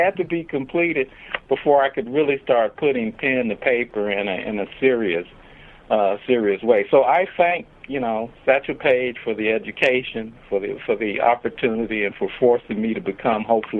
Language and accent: English; Chicago, Illinois, United States; Heck, I grew up in Chicago and thought I knew a lot about the history of Chicago